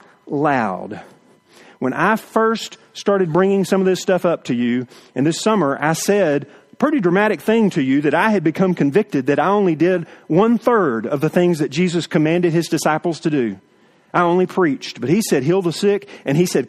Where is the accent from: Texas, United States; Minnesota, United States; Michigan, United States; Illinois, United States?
Texas, United States; East; We grew up in East Texas in the woods hunting